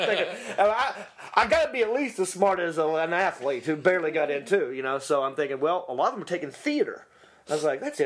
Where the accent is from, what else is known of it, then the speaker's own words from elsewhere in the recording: Hickory, North Carolina, United States; accent: Southern; moved away as an adult; now in Los Angeles, United States; growing up in Hickory